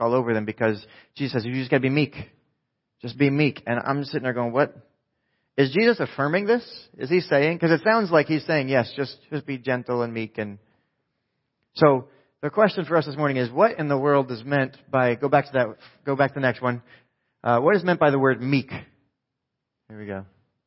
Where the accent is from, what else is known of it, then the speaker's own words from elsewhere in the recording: New Jersey, United States; I'm from New Jersey